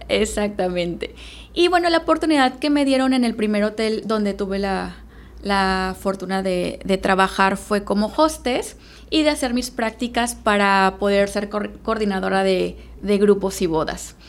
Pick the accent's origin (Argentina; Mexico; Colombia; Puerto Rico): Mexico; Veracruz; moved away as an adult; now in Playa del Carmen, Mexico; Soy originaria de Veracruz.